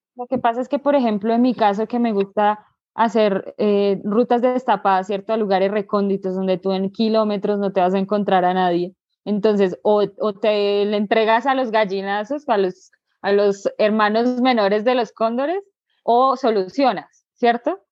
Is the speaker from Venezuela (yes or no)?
no; Bogotá, Colombia; yo soy de Colombia, exactamente del departamento de Cundinamarca, en la capital, Bogotá.